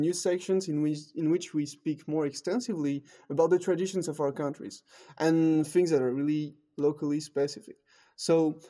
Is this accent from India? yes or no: no; Toulouse, Occitania, France; English is a second language; moved away; my personal tradition is actually something very personal that I experienced in my hometown of Toulouse.